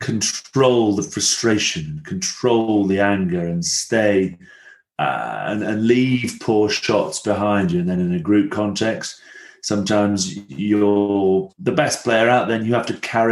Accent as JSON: {"language": "English", "town": "Blackburn", "region": "North West England", "country": "United Kingdom", "also_born_or_lived": "Rome, Italy", "accent": "Blackburn", "said": "I have a sort of Blackburn accent when I sort of go back home."}